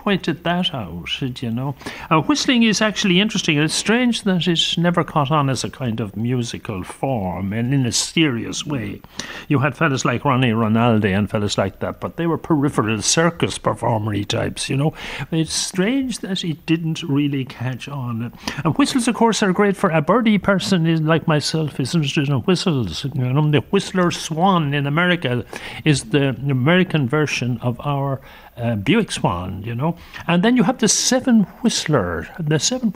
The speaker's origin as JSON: {"language": "English", "town": "Limerick", "region": "Munster", "country": "Ireland", "tie": "born or raised there", "said": "I grew up in Limerick, and in Limerick we had messenger boys"}